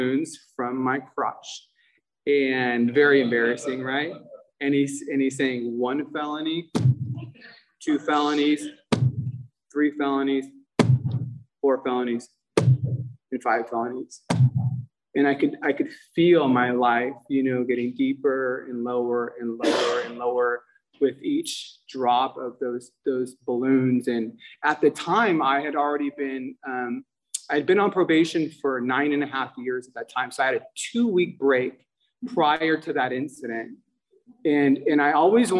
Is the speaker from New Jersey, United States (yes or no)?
no; Los Angeles, California, United States; I grew up in San Pedro, Los Angeles